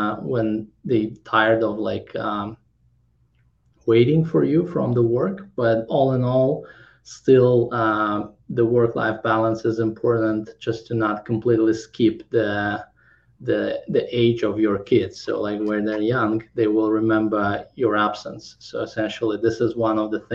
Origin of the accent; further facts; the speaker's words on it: Kazakhstan; English is a second language; also born or lived in Krakow, Poland / San Francisco, United States / Los Angeles, United States; now in Orange County, United States; I came to study to Krakow, and I was born in Kazakhstan. But after 15 years being in Poland